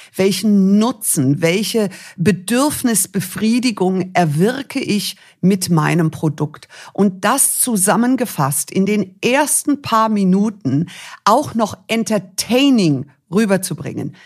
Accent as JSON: {"language": "German", "town": "Munich", "region": "Bavaria", "country": "Germany", "tie": "born or raised there", "said": "ich bin dann in München geboren"}